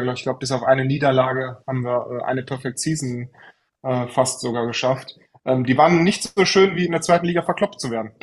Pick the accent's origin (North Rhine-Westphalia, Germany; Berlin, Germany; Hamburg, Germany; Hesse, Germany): North Rhine-Westphalia, Germany; Troisdorf; also born or lived in Franconia; also ich bin aus Trostorf, genau. Ja. Äh, gebürtiger Franke tatsächlich, man hört es nicht. Äh, ich habe meine Grundschulzeit äh, dann äh, in Trostorf und Umgebung verbracht und äh, bin dann auch immer im Rheinland geblieben